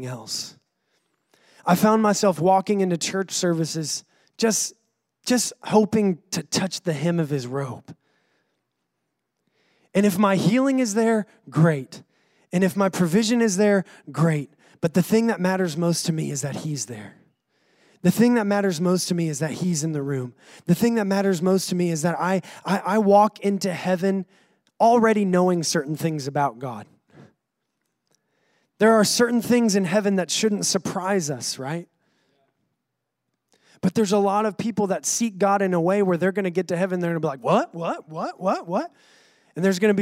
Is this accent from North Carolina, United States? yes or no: yes; North Carolina, United States; accent: North Carolina; now in Rockport, United States; my accent is from North Carolina